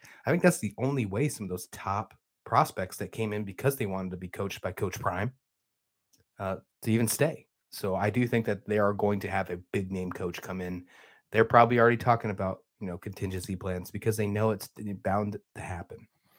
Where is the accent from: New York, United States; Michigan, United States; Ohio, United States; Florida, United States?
New York, United States; Western; moved away; a guy that I used to pay attention to all the time growing up in Western New York.